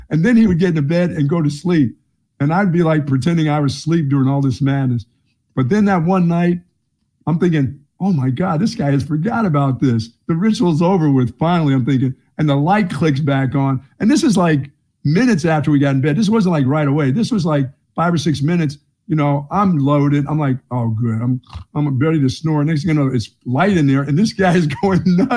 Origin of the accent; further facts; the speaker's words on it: Bethlehem, Pennsylvania, United States; moved away; also born or lived in Greensboro, North Carolina; Bethlehem, Pennsylvania